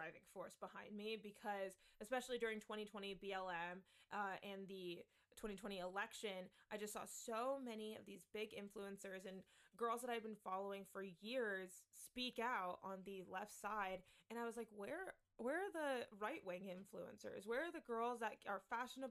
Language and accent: English; California, United States; I grew up in California